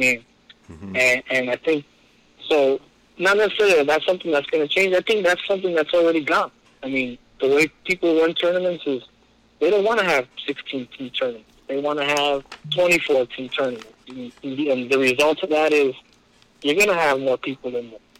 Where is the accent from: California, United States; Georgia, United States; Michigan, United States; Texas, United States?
California, United States; Bell; I grew up in Bell. I played at Bell.